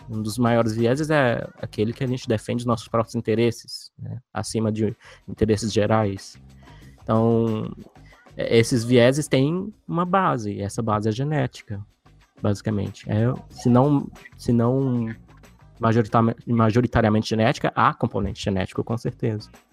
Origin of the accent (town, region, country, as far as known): Brazil